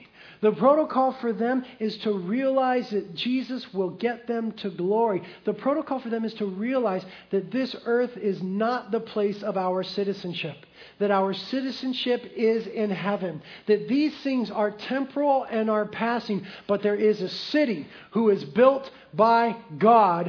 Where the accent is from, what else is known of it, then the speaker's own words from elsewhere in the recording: United States; as American Christians